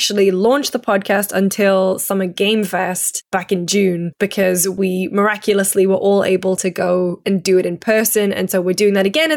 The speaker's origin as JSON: {"language": "English", "country": "United Kingdom", "said": "I'm British"}